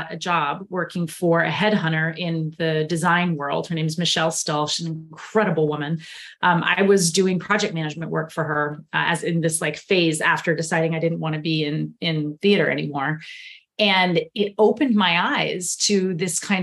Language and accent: English; Houston, Texas, United States; I grew up in Houston, Texas. That's where I was born and raised